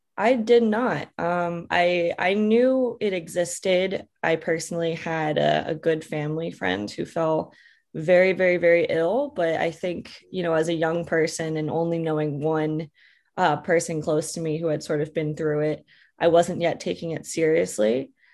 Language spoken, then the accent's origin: English; Bucks County, Pennsylvania, United States; moved away; I grew up in Bucks County, Pennsylvania, in the middle of the forest